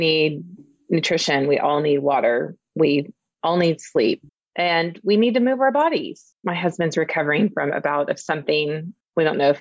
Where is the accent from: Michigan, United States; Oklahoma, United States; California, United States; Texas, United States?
Oklahoma, United States; also born or lived in Dallas; I'm from Oklahoma. My parents are from Oklahoma. My grandparents were from Oklahoma. Like we are people who are deeply rooted here.